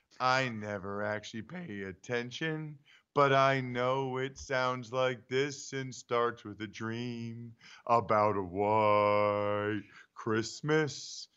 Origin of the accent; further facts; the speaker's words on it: Pennsylvania, United States; maybe it's because I'm from Pennsylvania.